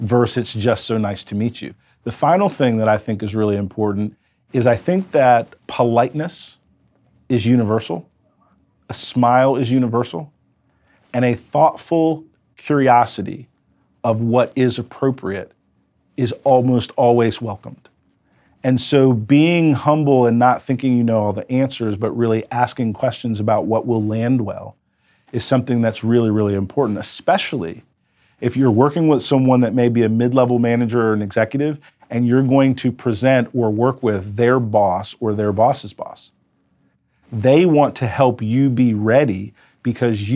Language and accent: English; United States; I was an American entrepreneur